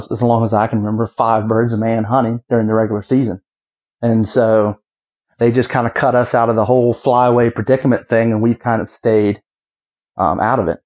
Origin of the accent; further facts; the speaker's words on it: Western Virginia, United States; I'm from Virginia. I'm from Western Virginia